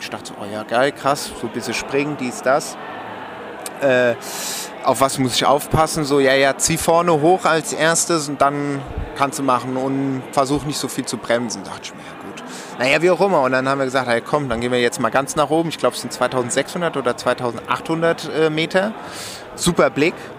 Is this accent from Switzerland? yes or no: yes; Romandy, Switzerland; ich bin ja auch äh, Schweizer, gebürtiger Schweizer, aber Suisse Roman, also wo man Französisch spricht